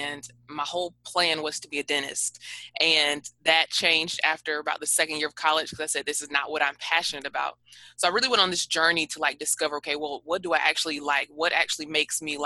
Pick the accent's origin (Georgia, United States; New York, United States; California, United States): Georgia, United States; Atlanta; now in Daytona Beach, United States; I am originally from Atlanta, Georgia. I currently reside in Daytona Beach, Florida.